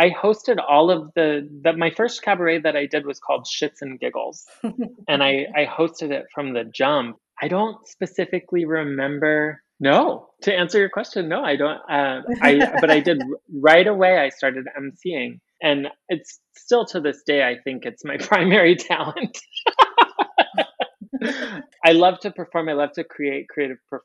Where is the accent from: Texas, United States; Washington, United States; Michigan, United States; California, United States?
Michigan, United States; moved away as an adult; also born or lived in Chicago / Atlanta; now in New Orleans, United States; I was born in Michigan. I was brought up in a really rural sort of environment